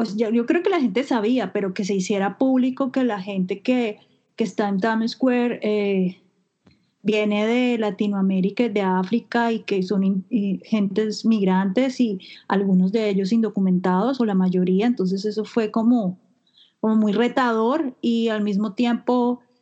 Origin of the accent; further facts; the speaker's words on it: Colombia; moved away as an adult; now in New York, United States; soy colombiana